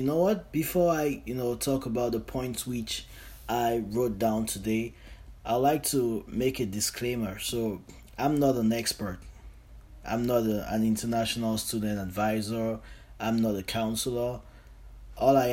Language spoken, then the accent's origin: English; Cameroon; moved away as an adult; now in Canada; I'm from Cameroon. That's in Central Africa, and I'm currently in Canada.